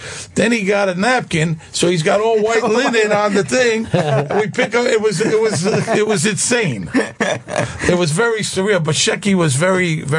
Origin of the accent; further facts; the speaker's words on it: New York City, New York, United States; moved away as an adult; also born or lived in Las Vegas / Los Angeles; Now, when I was younger, I grew up here in Brooklyn. You know, I grew up in Brooklyn.